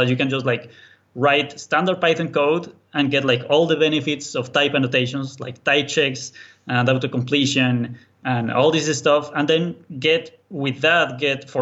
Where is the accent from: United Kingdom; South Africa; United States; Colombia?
Colombia; English is a second language; now in Berlin, Germany; I'm actually from Colombia, South America. That's why the accent. But I'm now living in Berlin, Germany.